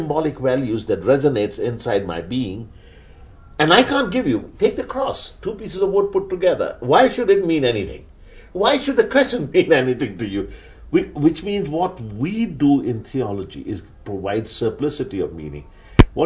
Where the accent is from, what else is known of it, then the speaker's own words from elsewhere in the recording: Pakistan; first language Urdu; English is a second language; I come from Pakistan, from an Urdu speaking home. We both learnt English